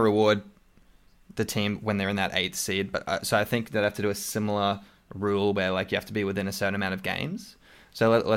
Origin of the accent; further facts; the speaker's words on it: Australia; accent: Australian; my Australian accent